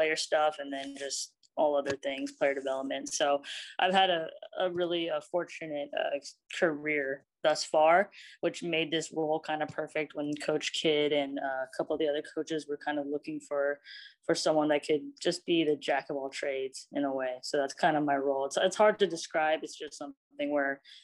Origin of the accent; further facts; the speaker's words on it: Bay Area, California, United States; also born or lived in San Francisco / Alameda / Dublin / South San Francisco; I grew up in the Bay Area, and I can't claim one area.